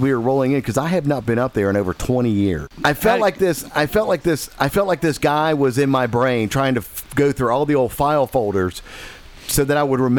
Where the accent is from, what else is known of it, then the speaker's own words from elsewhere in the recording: Holyoke, Massachusetts, United States; moved away; We got up to my hometown, Holyoke.